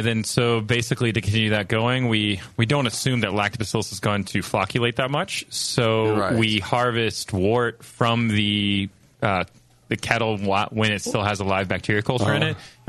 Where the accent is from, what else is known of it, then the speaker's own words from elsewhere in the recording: Atlanta, Georgia, United States; we're from Atlanta.